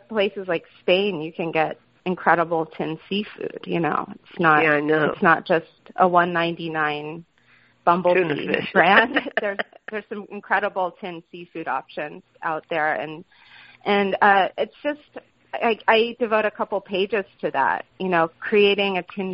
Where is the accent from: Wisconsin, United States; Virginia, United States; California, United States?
California, United States; also born or lived in Boston / New York; now in Portland, Maine, United States; I grew up in California